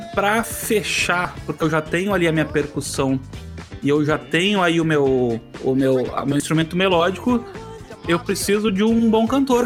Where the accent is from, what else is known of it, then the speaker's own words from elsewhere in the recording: Rio Grande do Sul, Brazil; trazer uma um pouco aqui para minha terra